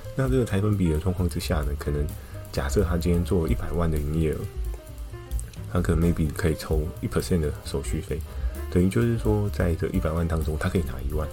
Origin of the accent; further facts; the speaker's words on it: Taiwan; 我是台湾人